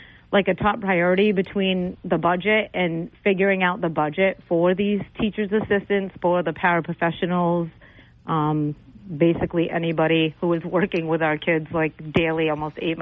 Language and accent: English; New Bedford, Massachusetts, United States; moved away as an adult; now in Dartmouth, United States; I grew up actually in New Bedford and went to New Bedford schools